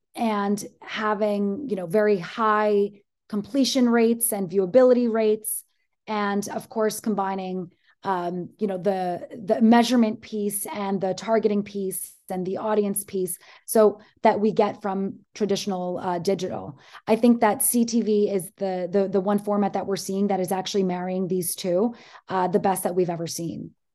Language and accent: English; Greece; I am from Greece.